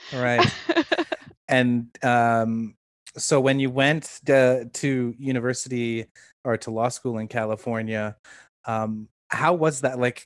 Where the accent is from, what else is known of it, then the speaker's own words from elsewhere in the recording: Toronto, Ontario, Canada; also born or lived in London, United Kingdom; I grew up in Toronto